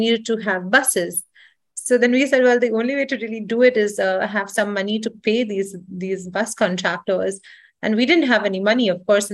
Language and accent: English; Mumbai, Maharashtra, India; moved away as an adult; also born or lived in United States; I grew up in India. I spent my entire childhood in Bombay